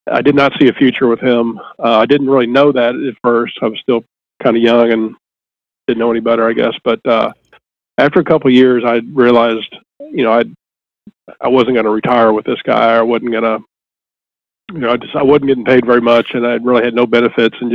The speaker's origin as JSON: {"language": "English", "town": "Jefferson City", "region": "Missouri", "country": "United States", "tie": "born or raised there", "said": "Well, I mean, I I grew up in Jefferson City."}